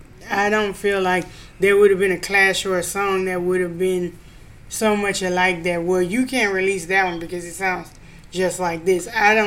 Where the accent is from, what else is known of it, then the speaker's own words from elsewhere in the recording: Louisiana, United States; moved away; I'm originally from Louisiana